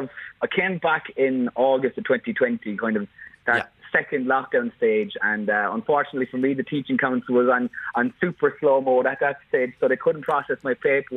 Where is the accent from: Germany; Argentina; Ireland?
Ireland; Bandon, Munster; also born or lived in London; So I'm from Bandon down here in West Cork.